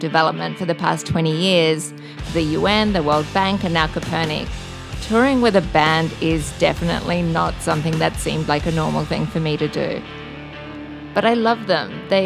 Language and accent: English; Australia; now in Bali, Indonesia; I'm an Australian living in Bali